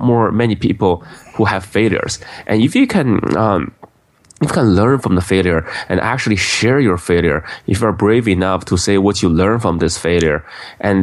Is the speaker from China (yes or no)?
yes; Beijing, China; now in United States; I grew up in Beijing, China